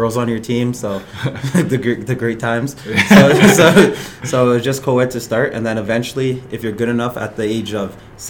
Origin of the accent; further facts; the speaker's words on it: Ottawa, Ontario, Canada; born there; So, yeah, I was born in Ottawa, but my family, we come from Ghana.